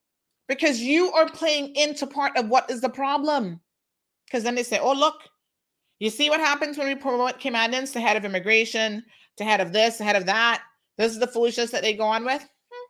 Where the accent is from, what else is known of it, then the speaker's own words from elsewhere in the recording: Jamaica; moved away as an adult; You give everybody a voice, including me as a Jamaican, an expat worker.